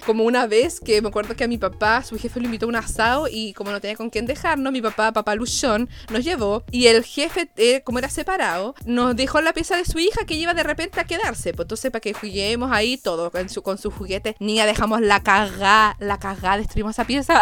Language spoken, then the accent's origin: Spanish; Puerto Montt, Los Lagos, Chile; soy de Puerto Montt